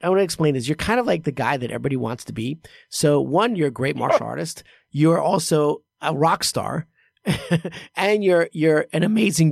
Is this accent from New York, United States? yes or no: yes; New York City, New York, United States; I grew up in Queens